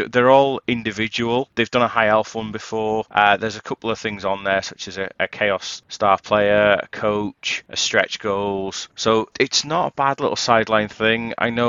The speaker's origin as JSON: {"language": "English", "country": "United Kingdom", "said": "I'm British."}